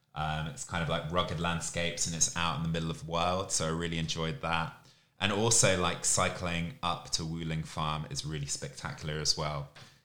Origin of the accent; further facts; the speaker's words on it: Camden, London, United Kingdom; now in Asia; I'm originally from Camden in London, but I've lived all over the UK before moving to Asia.